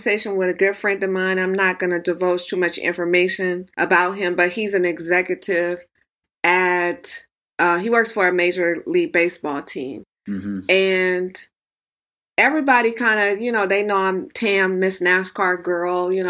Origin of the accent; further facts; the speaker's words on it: Los Angeles, California, United States; also born or lived in Bakersfield, Kern County, California; I grew up in Los Angeles, but I also spent a lot of time in Kern